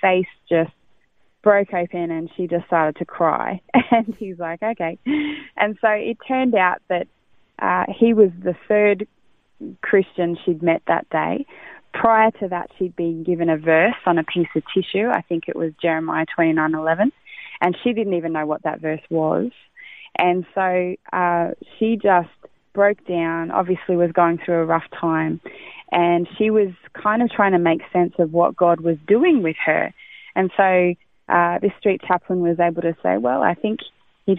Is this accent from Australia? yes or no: yes; country Victoria, Australia; moved away as an adult; now in Gold Coast, Australia; I have been in this city for 20 years. I come from Country Vic, moved here 20 years ago